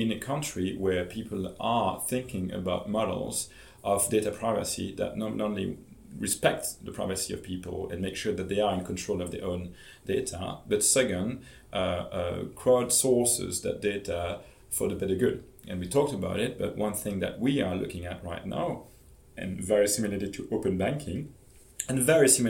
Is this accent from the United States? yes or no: no; Belgium; I'm from Belgium